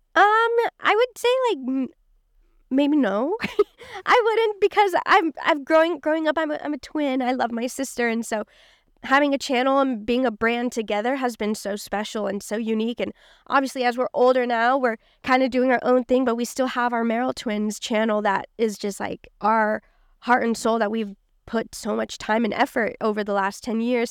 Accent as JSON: {"language": "English", "town": "Kansas City", "region": "Missouri", "country": "United States", "tie": "born or raised there", "moved": "yes", "lives_now": "Los Angeles, United States", "said": "I grew up in Kansas City, Missouri"}